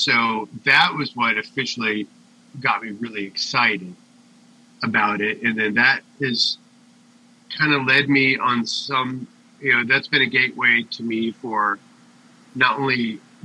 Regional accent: Springfield, Oregon, United States; growing up in Springfield is pretty hick

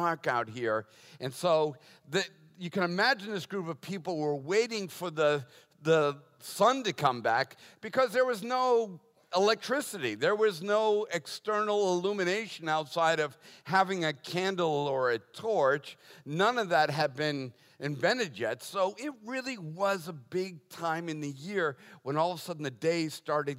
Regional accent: Boston, Massachusetts, United States; I was born and raised Catholic in Boston

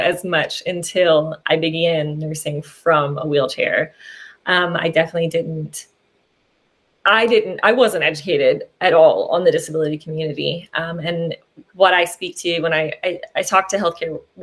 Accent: Southwestern Virginia, United States; I grew up in Southwestern Virginia, and that's where I've practiced my whole life

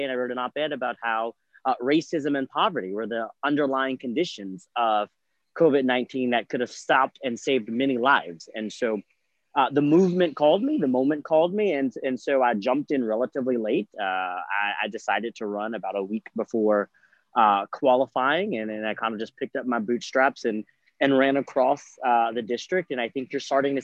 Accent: Lake Charles, Louisiana, United States; moved away as an adult; now in Baton Rouge, United States; I am originally from Lake Charles, Louisiana

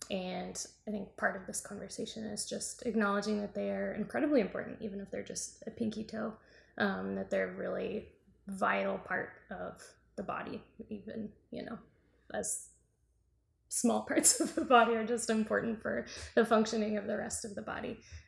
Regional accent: the South, United States; we are both from the South.

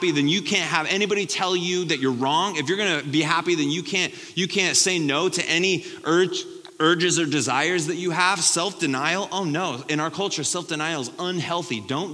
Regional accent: United States

